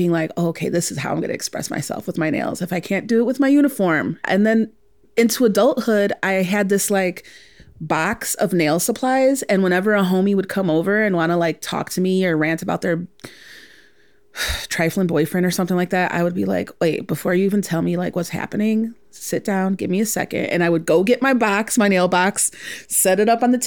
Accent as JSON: {"language": "English", "town": "Chicago", "region": "Illinois", "country": "United States", "tie": "born or raised there"}